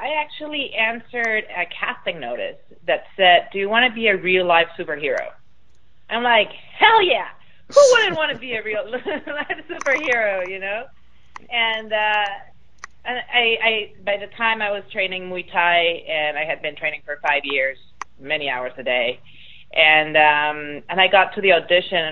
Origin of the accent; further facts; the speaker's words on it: Mexico City, Mexico; I'm Mexican, born and raised in Mexico City